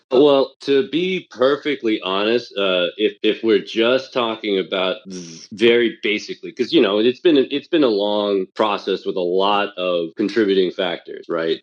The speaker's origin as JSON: {"language": "English", "town": "Taipei", "country": "Taiwan", "tie": "born or raised there", "moved": "yes", "said": "I was born and raised in Taipei, Taiwan"}